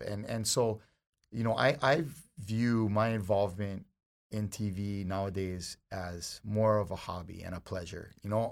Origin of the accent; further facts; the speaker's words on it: Hawaii, United States; I'm a local boy. I gotta be here. I live in, you know, if something happens to Hawaii, I'm going down too because this is who I am, being here and being Hawaiian